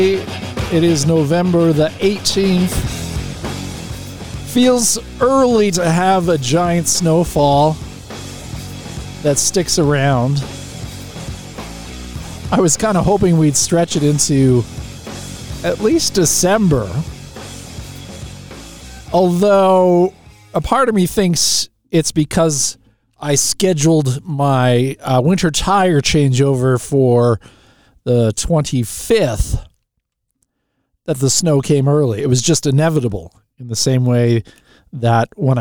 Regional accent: Canada; As a Canadian

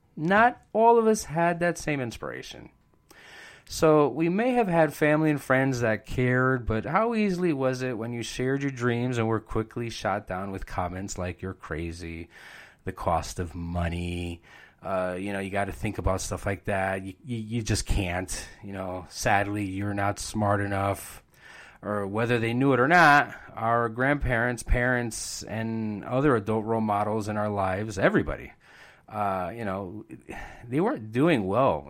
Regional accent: Bridgeport, Connecticut, United States; I was born and raised in Bridgeport

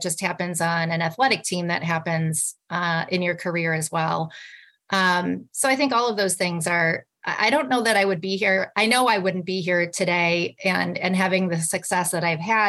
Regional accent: a small town north of Milwaukee, Wisconsin, United States; moved away; I grew up in Wisconsin. I grew up in a small town north of Milwaukee

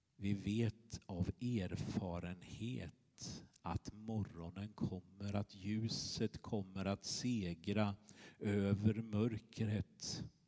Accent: Småland, Sweden; moved away; Jag kommer från Småland, brukar jag säga. Då skrattar de lite. Eh, men så är det ju. Eh, jag är uppvuxen på ostkusten, på den andra sidan

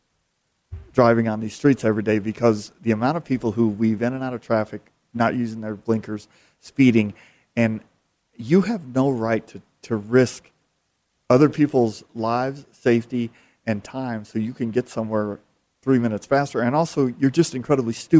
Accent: Phoenix, Arizona, United States; I've grown up here, born and raised in Phoenix

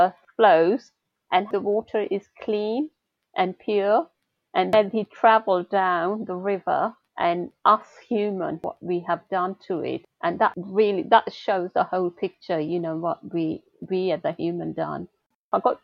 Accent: northern Pakistan, Pakistan; now in St Albans, United Kingdom; my little hometown. I come from North Pakistan.

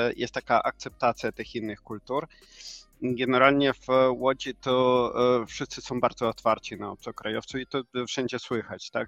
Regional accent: Ukraine; Polish is a second language; moved away as an adult; also born or lived in Silesia; now in Łódź, Poland; ja właśnie pochodzę z Ukrainy. Ponad 5 lat szczęśliwie mieszkamy tutaj z rodziną w Polsce

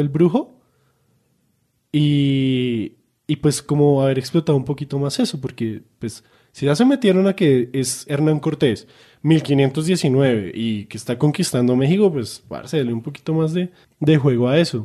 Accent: Colombia; nosotros colombianos

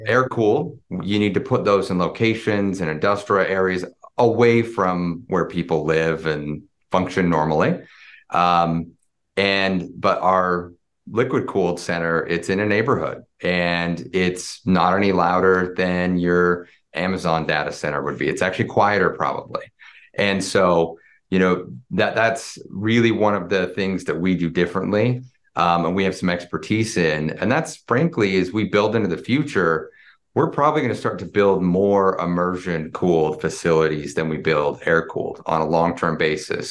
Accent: Springville, Utah, United States; I grew up, uh, actually in a little town in Utah, Springville, Utah, about forty, forty-five minutes south of, uh, of Salt Lake City

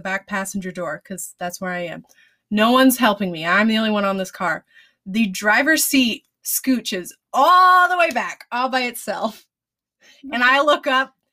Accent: Alaska, United States; I'm from Alaska. I'm from, my family's from Soldotna. If you know Alaska, you know what that means

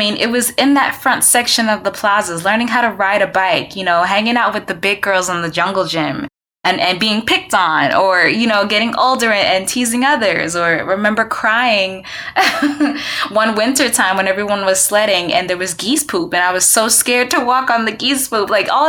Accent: Rahway, New Jersey, United States; Growing up in New Jersey, oh my gosh. Okay, so where I live in Rahway, oh, it was such a melting pot. It was definitely a melting pot. And I used to live in these apartments called the Plazas.

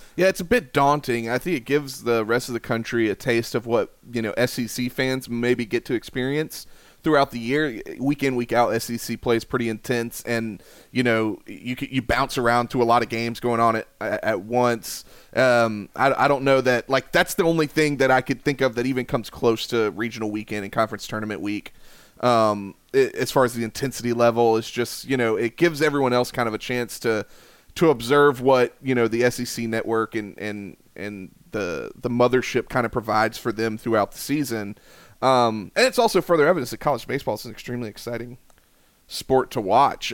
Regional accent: Columbia, South Carolina, United States; I'm from Columbia, South Carolina

